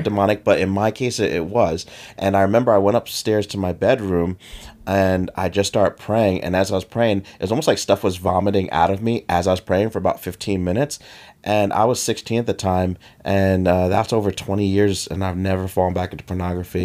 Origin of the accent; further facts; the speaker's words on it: United States; they saw I was from America